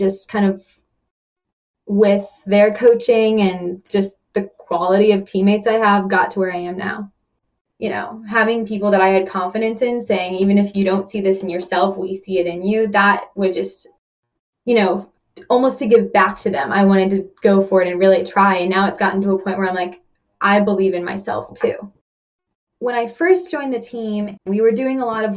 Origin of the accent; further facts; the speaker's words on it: Atlanta, Georgia, United States; I grew up in Atlanta